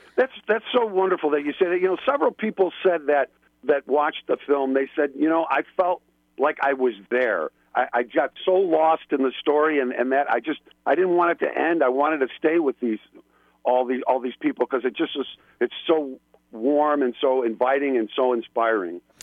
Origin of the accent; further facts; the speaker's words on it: Buffalo, New York, United States; accent: flat A's, East Coast; moved away; I'm from originally from Buffalo, New York. You can probably hear it in my flat A's and my East Coast